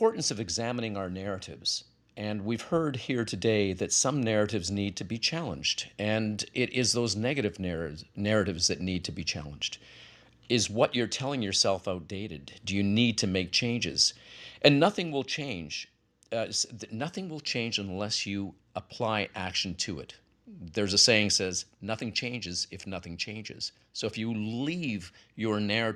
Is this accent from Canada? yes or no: yes; Canada; I'm Canadian as well.